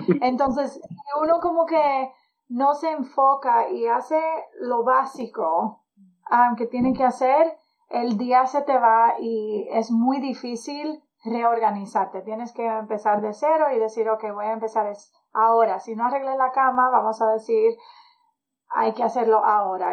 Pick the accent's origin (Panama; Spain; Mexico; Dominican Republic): Dominican Republic; moved away; also born or lived in California; Yo soy dominicana